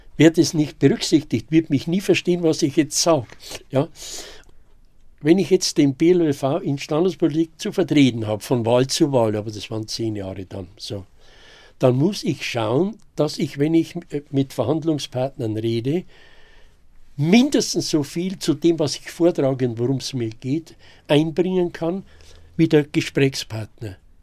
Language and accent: German; Weiden, Bavaria, Germany; also born or lived in Amberg / Regensburg district; Ich bin gebürtiger Weidner, bin also hier in Weiden 1930 geboren worden und mit wenigen Jahren Ausnahme, wo ich dienstlich in Amberg war, kurz im Landkreis Regensburg, war ich eigentlich nur in Weiden